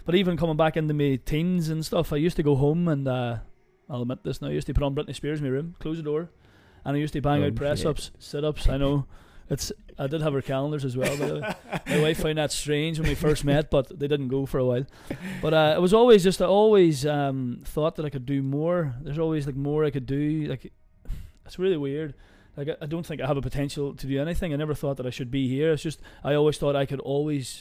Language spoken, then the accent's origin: English; Limavady, Northern Ireland, United Kingdom; I'm from Limavady, born and bred.